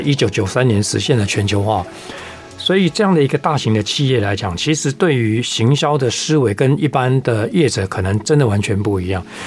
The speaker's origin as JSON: {"language": "Chinese", "region": "Taipei", "country": "Taiwan", "tie": "born or raised there", "said": "那我是台北长大的"}